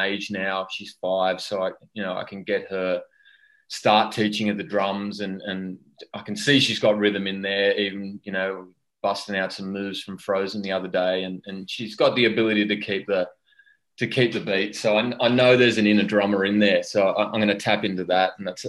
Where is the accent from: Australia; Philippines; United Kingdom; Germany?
Australia; I had an overzealous relationship with alcohol in my 20s, as most Aussie males